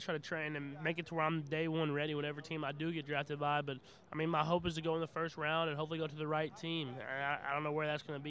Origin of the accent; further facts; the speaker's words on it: Tyler, Texas, United States; I was born in Texas, and Tyler, Texas, and that's where I lived, but I traveled around everywhere.